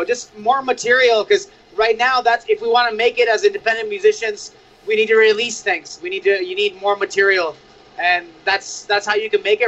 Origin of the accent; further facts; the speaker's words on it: Saudi Arabia; also born or lived in Cyprus; now in United States; We grew up in Saudi and Cyprus. We never really got punk rock. It wasn't allowed, or it was just not there. And then we moved to North America. We made it to California.